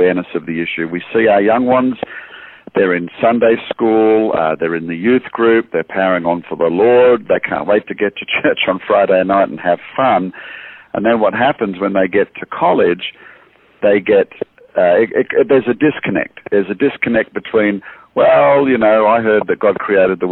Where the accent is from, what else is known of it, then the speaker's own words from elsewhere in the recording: Australia; moved away as an adult; now in United States; I am Australian. As you can hear, I moved to the States in 2009